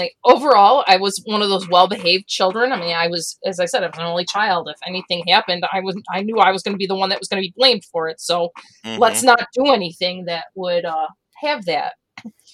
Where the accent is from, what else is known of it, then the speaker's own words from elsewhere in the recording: Avon, New York, United States; also born or lived in Warsaw, New York / Lakeville, New York / Livonia, New York; I grew up in Avon